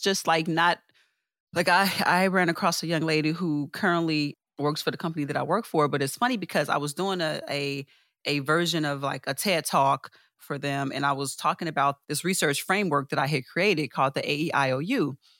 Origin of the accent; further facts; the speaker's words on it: Chicago, Illinois, United States; born and raised in Chicago